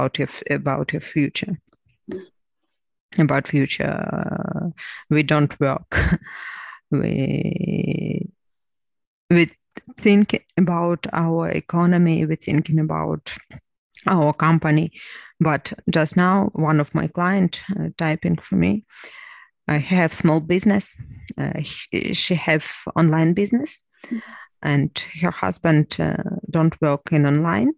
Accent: Crimea, Ukraine; English is a second language; moved away as an adult; also born or lived in Lviv / Kyiv; now in Ivano-Frankivsk, Ukraine; I'm from Crimea. My home occupied 8 years. I left home to another city, to Lviv, and after Lviv to Kyiv.

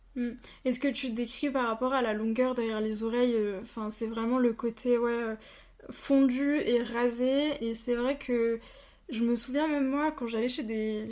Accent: Bourgogne-Franche-Comté, France; moved away as an adult; now in Alsace, France; je viens de Franche-Comté

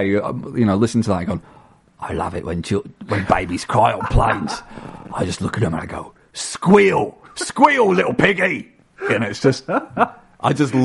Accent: Blackpool, North West England, United Kingdom; I'm from Blackpool.

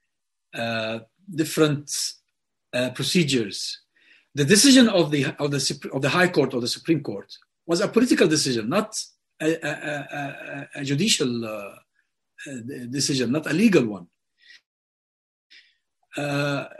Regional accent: Hebron, West Bank, Palestine; moved away; Hebron, my hometown

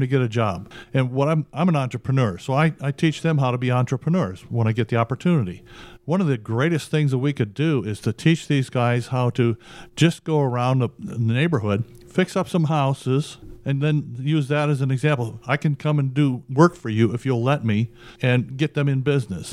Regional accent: Chicago, Illinois, United States; moved away; I grew up in poverty. I'm originally from Chicago

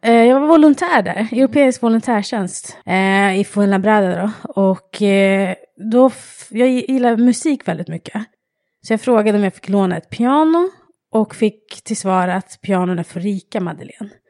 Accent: Stockholm, Stockholm County, Sweden; also born or lived in England; Jag är själv uppvuxen i Husby, i förorten Husby

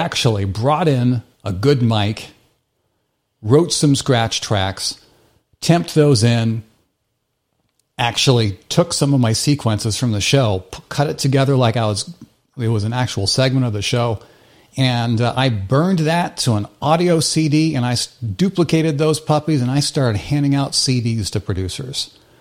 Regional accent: Midwest United States, United States; moved away; I grew up in the Midwest United States

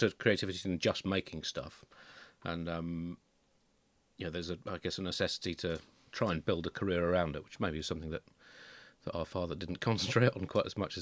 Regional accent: Tunbridge Wells, South East England, United Kingdom; I grew up in Tunbridge Wells

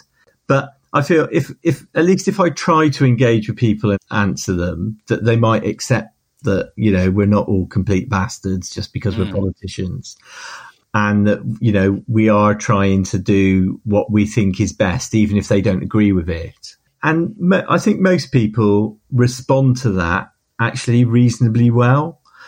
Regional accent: Hartcliffe, South West England, United Kingdom; what was it like growing up in Hartcliffe? Well, it was normal. We were just there.

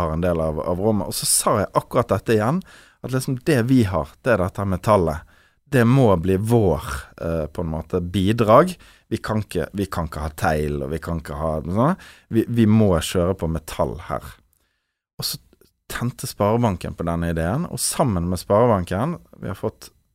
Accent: Bergen, Vestland, Norway; vi nå som bergensere

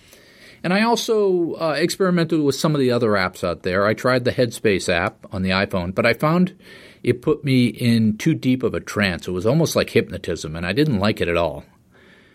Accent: East Coast, United States; I grew up on the East Coast

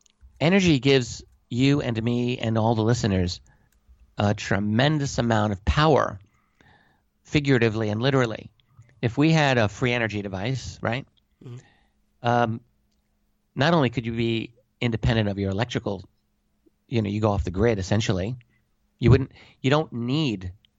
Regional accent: United States; I'm an American

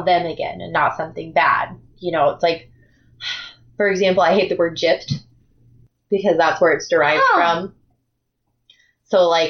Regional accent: United States; my sisters and I are the first to be born in the United States. So I come from a very big immigrant family

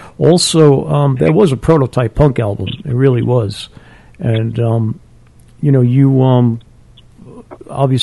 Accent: New York City, New York, United States; also born or lived in Long Island; I grew up in Queens too, and I think we're about the same age. I was born in 55

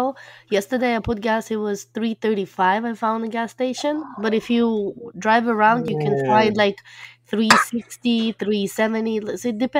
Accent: Russia; moved away; I'm from Russia.

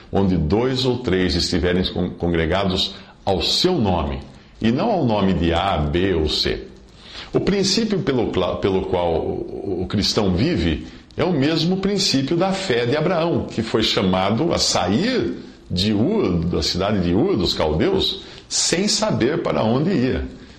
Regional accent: Limeira, São Paulo, Brazil; moved away as an adult; also born or lived in Alto Paraíso / São Vicente; quando voltamos a Limeira, que é a minha cidade natal

